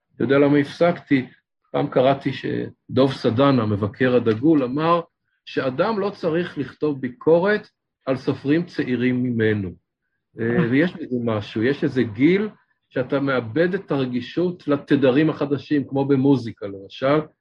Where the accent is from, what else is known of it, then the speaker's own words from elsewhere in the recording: Ramat Gan, Tel Aviv District, Israel; גדלתי ברמת גן